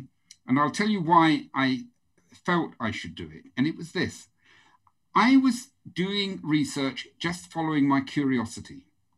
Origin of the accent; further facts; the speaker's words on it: Norwich, East of England, United Kingdom; born there; But in the house I was born in Norwich was an 11-year-old girl who takes interest in babies.